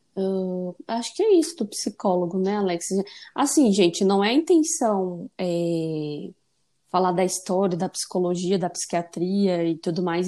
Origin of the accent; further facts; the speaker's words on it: Ceará, Brazil; now in São Paulo, Brazil; lá no meu país, Ceará